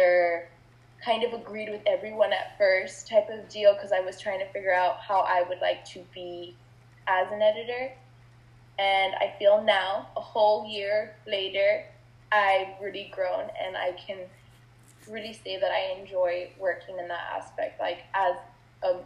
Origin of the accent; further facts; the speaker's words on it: Laredo, Texas, United States; I am from Laredo